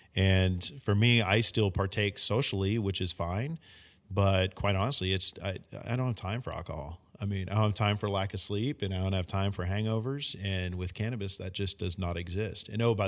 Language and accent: English; San Francisco, California, United States; growing up in San Francisco